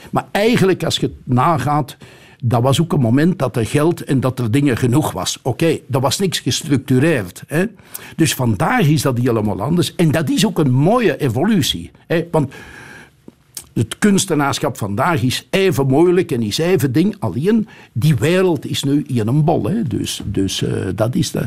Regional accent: Flemish Brabant, Belgium; now in Antwerp, Belgium; als Brabander

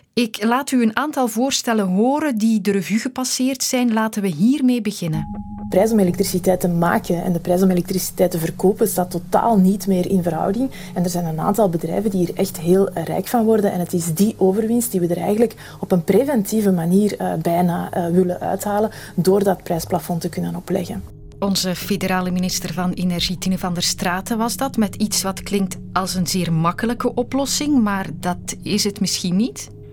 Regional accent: Flanders, Belgium; bij ons in Vlaanderen

